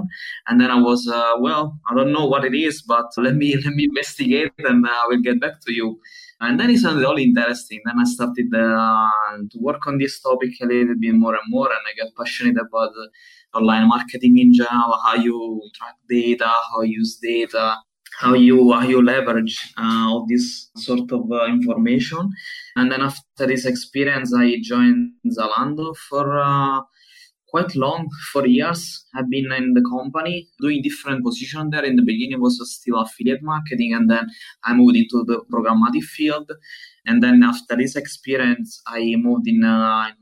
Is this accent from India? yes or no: no; Southern Italy, Italy; moved away as an adult; now in Berlin, Germany; I am from Italy, coming from the southern part of Italy at the moment, and living in Berlin since almost 8 years